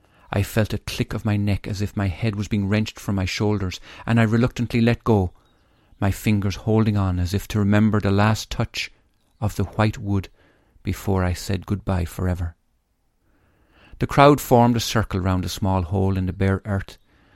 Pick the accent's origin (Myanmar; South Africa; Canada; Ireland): Ireland; Tipperary, Munster; born there; I was born in St. Michael's Hospital in Tipperary, in house number 22, in a street called St. Michael's Avenue.